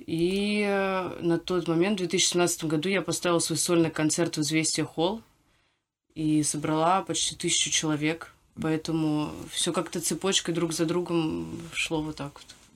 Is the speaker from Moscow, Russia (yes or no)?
yes; Moscow, Russia; Я родилась и выросла в Москве